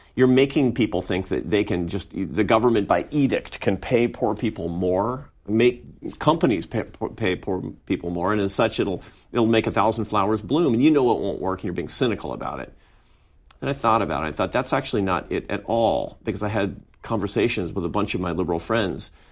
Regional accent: Seattle, Washington, United States; I grew up in Seattle, Washington

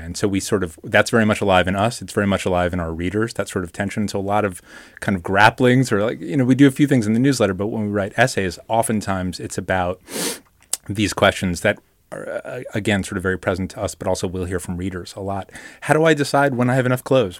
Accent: New York, United States; I grew up in New York and, uh, you know, a teenager in the nineties.

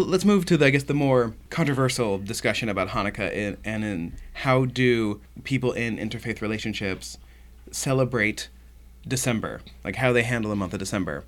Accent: Oklahoma, United States; moved away; I grew up in Oklahoma, there weren't a lot of Jews

